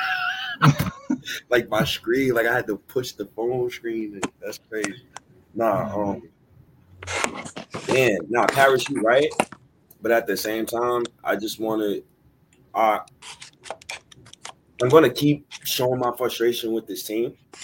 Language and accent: English; New York, United States; being a New Yorker